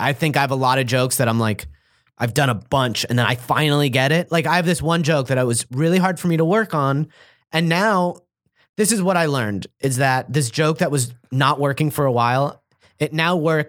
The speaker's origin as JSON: {"language": "English", "town": "Los Angeles", "region": "California", "country": "United States", "said": "I don't like the Dodgers anymore, even though I'm from Los Angeles."}